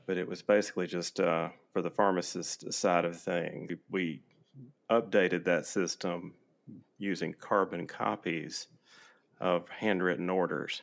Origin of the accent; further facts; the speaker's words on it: Mississippi, United States; moved away as an adult; now in Alabama, United States; I'm from Mississippi originally.